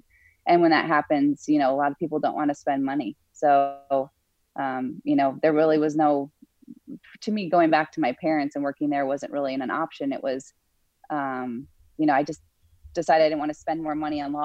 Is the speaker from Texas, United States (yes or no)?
no; Wisconsin, United States; moved away as an adult; also born or lived in Minnesota / Chicago area / Pennsylvania; I grew up in Wisconsin, so I'm a Midwest girl